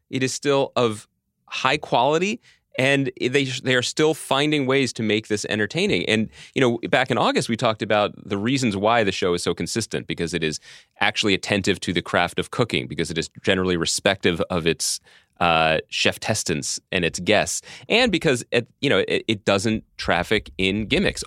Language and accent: English; Philadelphia, Pennsylvania, United States; the mean streets of my hometown, Philadelphia.